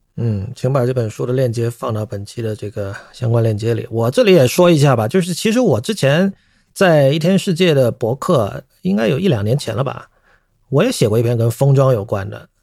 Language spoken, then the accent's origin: Chinese; China; first language Chinese; 我们身为中国人